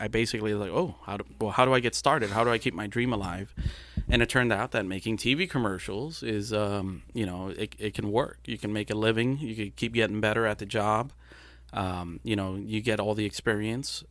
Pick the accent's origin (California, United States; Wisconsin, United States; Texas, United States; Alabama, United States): Texas, United States; Brownsville; first language Spanish; English is a second language; also born or lived in Matamoros, Mexico; I was born in Brownsville, and then within a month or two, I was in Matamoros